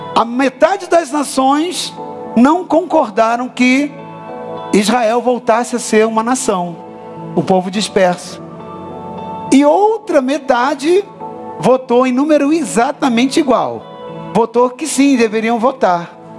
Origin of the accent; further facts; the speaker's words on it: Brazil; Nós, como brasileiros